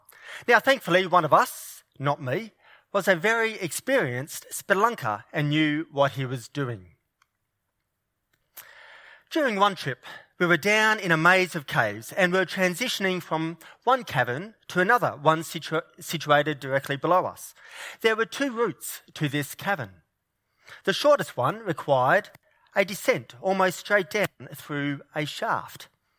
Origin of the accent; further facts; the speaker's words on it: New South Wales, Australia; Now, New South Wales is my home state, and I am a keen Blues supporter.